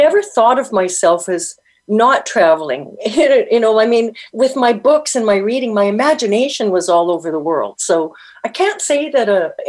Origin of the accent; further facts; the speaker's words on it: Winnipeg, Manitoba, Canada; moved away; also born or lived in California / Toronto; I'm in California for half the year, and I'm in Toronto half the year. But I was born and raised in Winnipeg, where, you know, minus 60 with the wind chill is not unheard of.